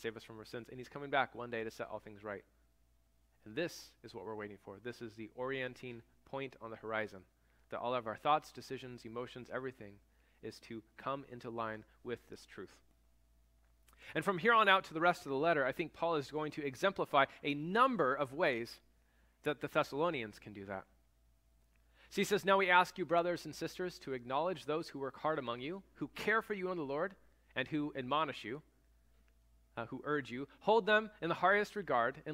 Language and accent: English; United States